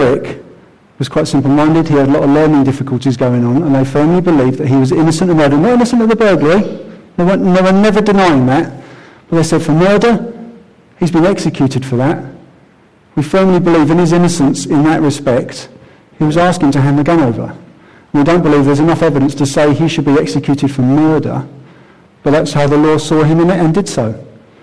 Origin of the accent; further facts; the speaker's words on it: Croydon, London, United Kingdom; I grew up in Croydon